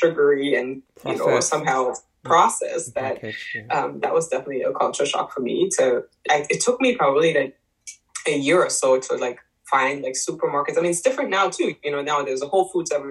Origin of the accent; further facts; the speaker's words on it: Germany; moved away as an adult; now in United States; I was born in Germany raised there. I went to school there. I moved to the U.S. when I was 20.